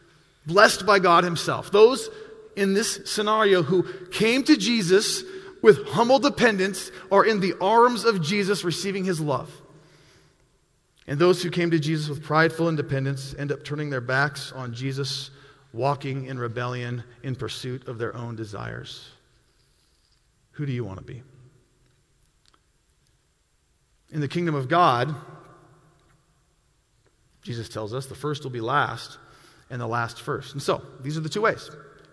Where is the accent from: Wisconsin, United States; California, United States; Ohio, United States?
Wisconsin, United States; Milwaukee; I came from Milwaukee, Wisconsin, and in Milwaukee, it's a large city